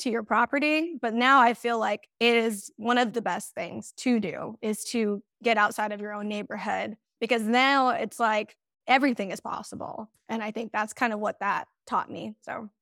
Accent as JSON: {"language": "English", "town": "Banning", "region": "California", "country": "United States", "said": "I am from Southern California, specifically um, banning or the Inland Empire"}